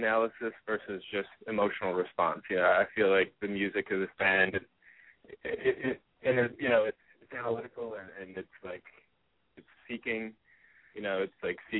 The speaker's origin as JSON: {"language": "English", "town": "Detroit", "region": "Michigan", "country": "United States", "moved": "yes", "lives_now": "Los Angeles, United States", "said": "I'm originally from Detroit area"}